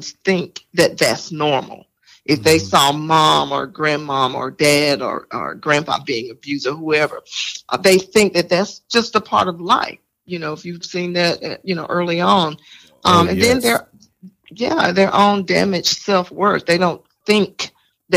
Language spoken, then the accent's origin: English; Greenville, South Carolina, United States; moved away as an adult; now in Spartanburg, United States; I am from Greenville, South Carolina. I live now here in Spartanburg, South Carolina